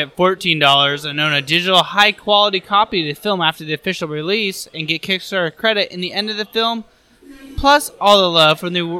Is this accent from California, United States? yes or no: no; Alaska, United States; The one in Alaska was my hometown.